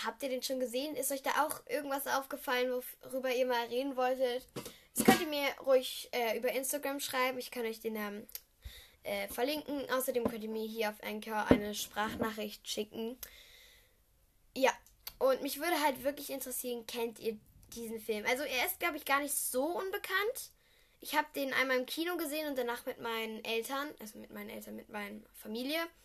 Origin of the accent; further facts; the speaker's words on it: Düsseldorf, North Rhine-Westphalia, Germany; komme ich aus Düsseldorf